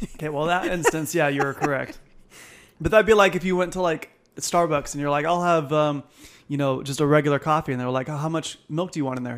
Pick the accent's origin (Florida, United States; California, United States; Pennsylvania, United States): California, United States; Temecula; also born or lived in Palm Springs; I was born in Palm Springs, but we lived here in Temecula